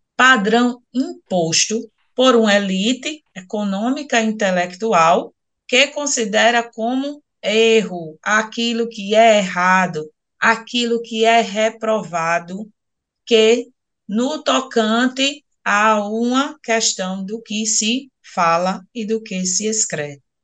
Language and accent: Portuguese; Northeast Region, Brazil; accent: Northeastern, drawling; aqui para nós, nordestinos, principalmente essa professora que vos fala, que fala muito arrastado